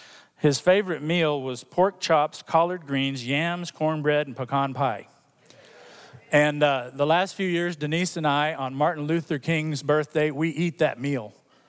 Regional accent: Hong Kong; When I was growing up in Hong Kong as a missionary kid, he came and came to our church in Hong Kong

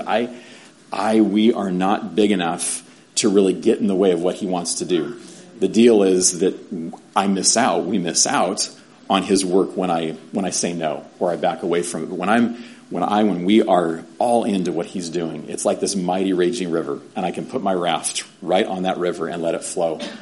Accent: San Diego, California, United States; moved away as an adult; also born or lived in Mongolia / Albuquerque; Growing up in San Diego, East County, I'm in East County, mm, not Grossmont High, right? But yeah, Granite Hills

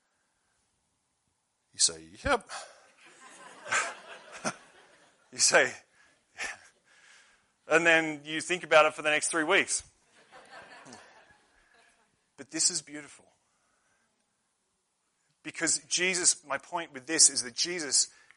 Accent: Australia; moved away; I'm from Australia

